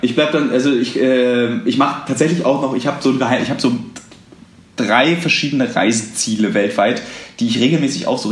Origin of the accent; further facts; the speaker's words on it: Berlin, Germany; ich irgendwie als Berliner